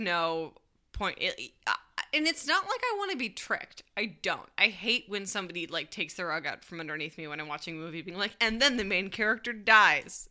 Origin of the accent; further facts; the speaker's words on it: Michigan, United States; now in Chicago, United States; growing up in Michigan